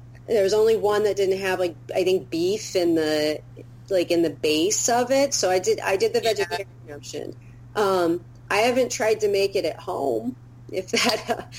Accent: Albuquerque, New Mexico, United States; I'm from Albuquerque, New Mexico.

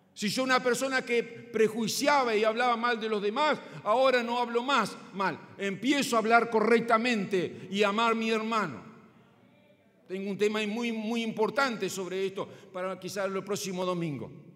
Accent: Paysandú, Uruguay; Sigo siendo patriota, sigo siendo uruguayo, sigo siendo sanducero

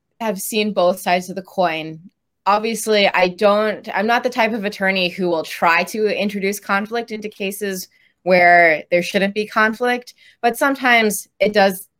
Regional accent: Chicago, Illinois, United States; also born or lived in Dallas, Texas; I was born in Dallas, but moved here pretty early on when I was around 4. So I've been in Chicago since then

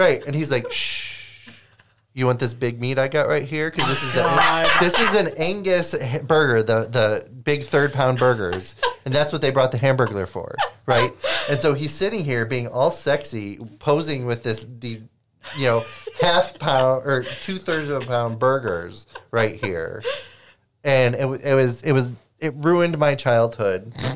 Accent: Lake Michigan, Midwest, United States; I grew up on Lake Michigan.

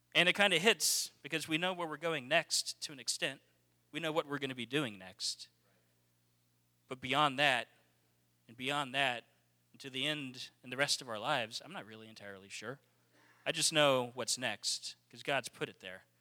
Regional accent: Texas, United States; We're from Texas

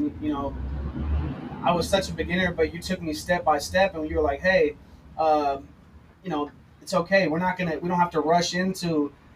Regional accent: Torrance, California, United States; I come from Torrance, California, not a little city, but it's a good sized city

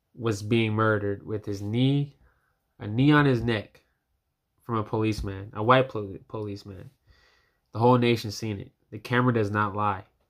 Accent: United States; as a young black man, as an American citizen

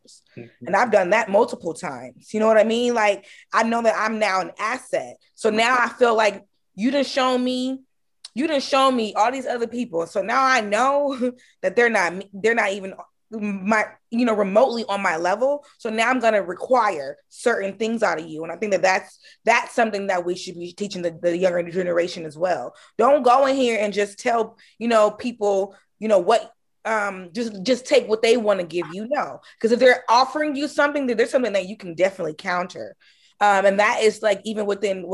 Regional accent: Oakland, California, United States; I'm from Oakland, California. You know what I mean? I'm not from Georgia.

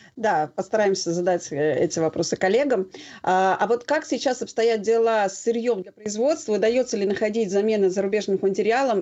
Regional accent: Moscow, Russia; мы как москвичи, да, то есть ну, как в московском регионе

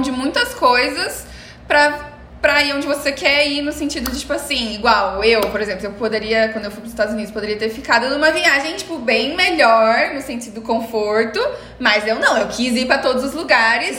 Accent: Presidente Prudente, São Paulo, Brazil; also born or lived in Porto Alegre; now in Maringá, Brazil; Eu sou de Presidente Prudente, morei em Porto Alegre cinco anos e depois vim pra Maringá

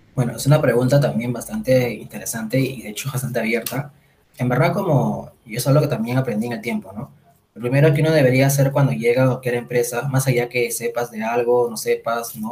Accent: Lima, Peru; soy de Lima, Perú

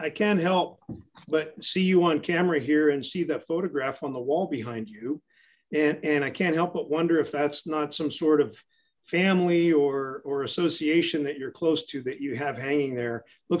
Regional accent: Garrison, North Dakota, United States; I'm originally from North Dakota. I grew up on a family farm in Garrison. That's in McLean County, almost dead center in the state. And it was my grandfather's homestead. And my brother Michael still operates that homestead.

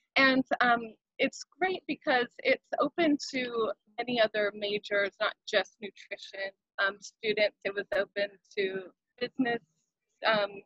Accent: Central Valley, California, United States; now in Hawaii, United States; growing up in California. I grew up in Central Valley

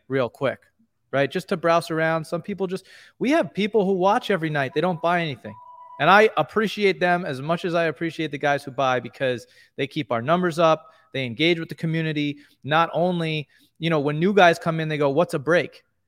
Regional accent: New York, United States; We're both from New York

